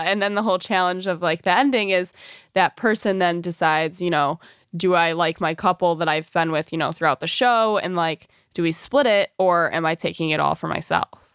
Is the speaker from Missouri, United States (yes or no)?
no; Birmingham, Michigan, United States; moved away as an adult; also born or lived in Mount Pleasant, Michigan / New York City; I grew up in Birmingham, Michigan